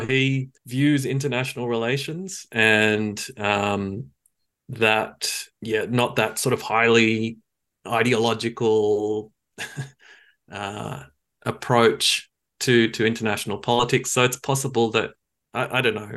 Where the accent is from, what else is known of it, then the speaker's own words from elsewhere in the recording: Australia; now in New Zealand; I grew up in in Australia